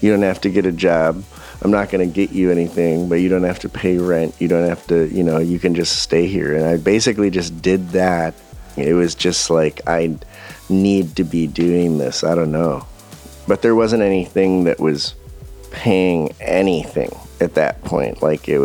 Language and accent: English; Ann Arbor, Michigan, United States; moved away as an adult; also born or lived in London; I moved back to Ann Arbor from London, you know, 4 years abroad.